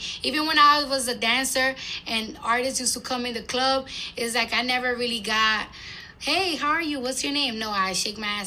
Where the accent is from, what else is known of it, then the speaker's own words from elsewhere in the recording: New York, United States; I'm from New York